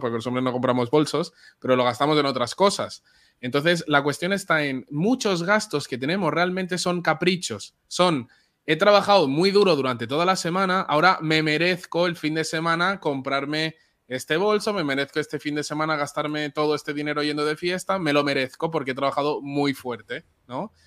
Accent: Barcelona, Catalonia, Spain; Yo nací en Barcelona y mis papás son de República Dominicana.

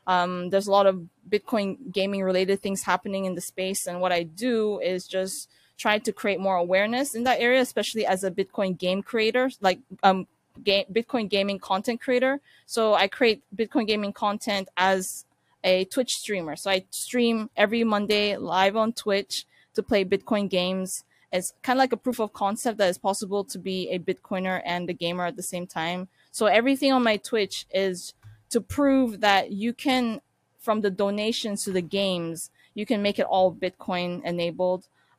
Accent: Ankara, Turkey; born there; So I was born in Turkey, actually the capital of Turkey, which is Ankara.

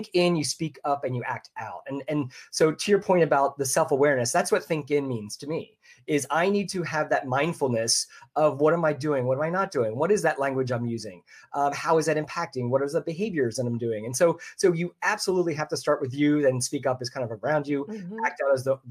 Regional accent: Philadelphia, Pennsylvania, United States; now in Orlando, United States; I'm originally from the Philadelphia area

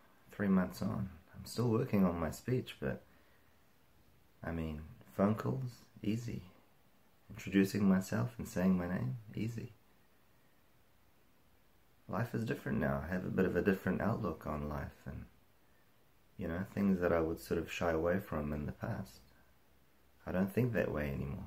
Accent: New Zealand; I'm from New Zealand

